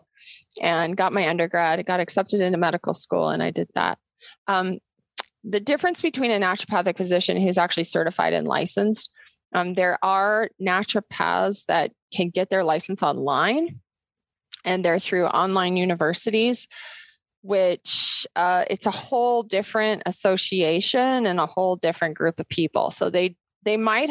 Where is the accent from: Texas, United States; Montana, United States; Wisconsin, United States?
Montana, United States; Bozeman; also born or lived in Seattle, Washington; I went to MSU here in Bozeman. I grew up in Bozeman